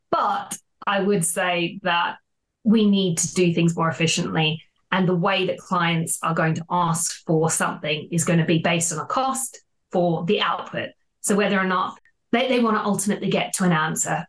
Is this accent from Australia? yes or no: yes; Australia; moved away as an adult; now in London, United Kingdom; I don't know if you can tell from the accent, but I'm originally from Australia